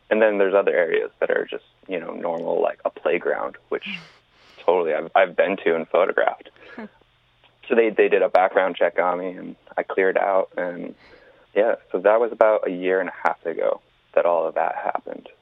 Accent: East Coast, United States; Growing up on the East Coast

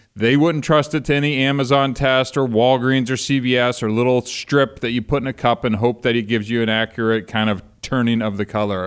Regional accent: Ohio, United States; moved away as an adult; also born or lived in Kentucky; I was born in Kentucky, raised in Ohio, lived out here for the last thirty years

